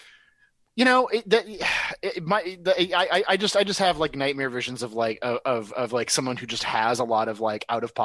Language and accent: English; Los Angeles, California, United States; now in Austin, United States; I am from Los Angeles, but I'm an Austin comedian